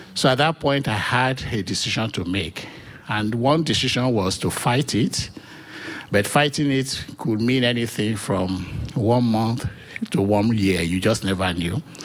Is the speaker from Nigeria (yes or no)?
yes; Nigeria; moved away as an adult; also born or lived in New Hampshire; now in United States; I was born in Nigeria